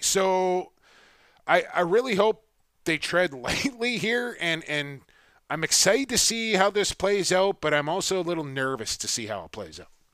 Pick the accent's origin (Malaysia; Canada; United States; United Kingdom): Canada; now as Canadian